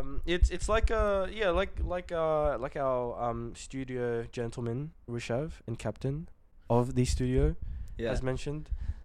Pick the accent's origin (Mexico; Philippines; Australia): Philippines; moved away; I grew up in the Philippines, as you guys and girls know.